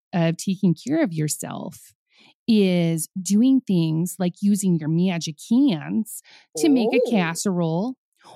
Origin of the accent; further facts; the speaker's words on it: Minnesota, United States; I'm from Minnesota